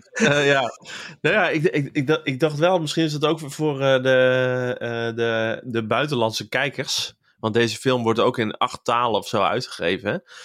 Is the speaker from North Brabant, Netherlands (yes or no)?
yes; Waalwijk, North Brabant, Netherlands; also born or lived in Kaatsheuvel; ik ben geboren in Kaatsheuvel. En ik mhm. kom bij opgegroeid in, in Waalwijk